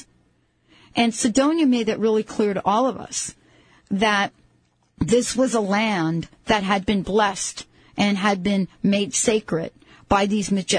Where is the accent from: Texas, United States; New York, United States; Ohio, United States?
New York, United States; New York City; I grew up in the Bronx. I was born in the Bronx, and I lived in the Bronx